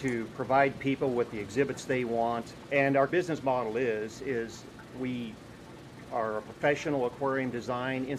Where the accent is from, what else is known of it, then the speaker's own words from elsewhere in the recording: Central Valley, California, United States; I was born and raised in the Central Valley on a dairy farm.